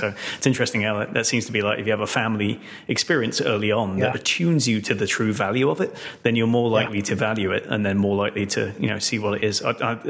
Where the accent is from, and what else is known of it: United Kingdom; now in United States